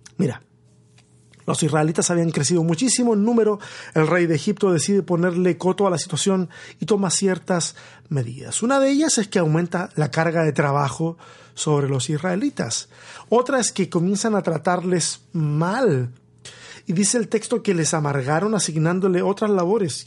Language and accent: Spanish; Tomé, Biobío, Chile; now in Austin, United States; mi pueblo, mi pueblo allá, allá en Chile, en la región del Biobío, ese pueblo costero llamado Tomé